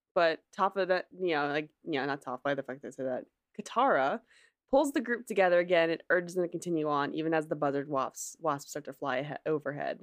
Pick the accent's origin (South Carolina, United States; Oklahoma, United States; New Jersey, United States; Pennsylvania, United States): New Jersey, United States; I'm from New Jersey, which is like, you know, the shore, you know, literally Jersey shore